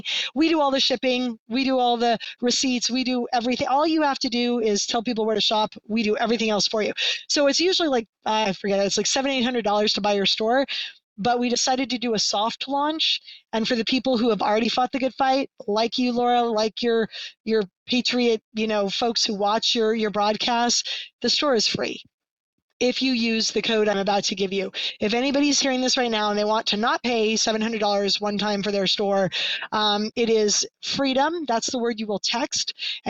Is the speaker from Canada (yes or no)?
yes; Canada; hey, I'm Canadian. All my friends and family are Canadian.